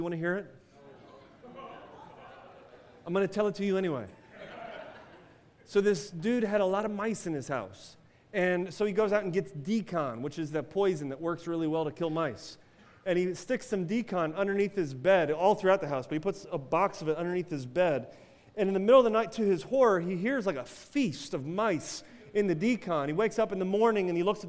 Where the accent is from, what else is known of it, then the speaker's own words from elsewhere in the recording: United States; as American Christians